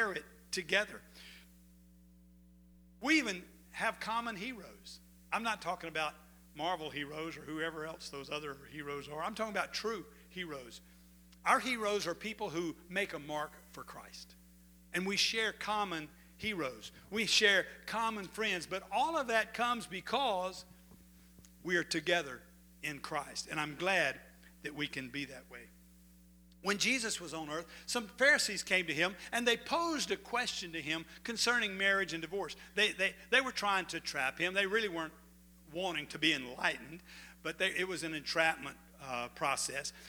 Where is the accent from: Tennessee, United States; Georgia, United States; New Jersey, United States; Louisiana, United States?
Louisiana, United States; DeQuincy; I was from De Quincey, Louisiana. I had a home pastor